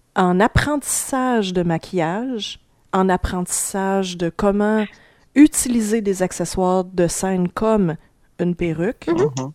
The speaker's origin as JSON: {"language": "French", "town": "Sherbrooke", "region": "Quebec", "country": "Canada", "said": "je viens de Sherbrooke"}